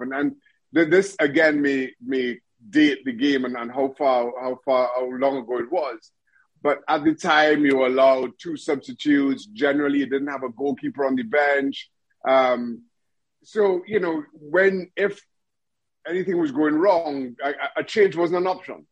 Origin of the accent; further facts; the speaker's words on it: Trinidad & Tobago; moved away as an adult; also born or lived in United States / Reading, England; I grew up in Trinidad and Tobago, went to went to university